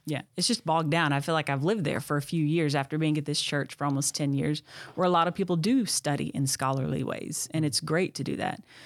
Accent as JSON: {"language": "English", "region": "Texas", "country": "United States", "tie": "born or raised there", "also_born_or_lived": "Tennessee", "moved": "as an adult", "said": "born and raised in Texas."}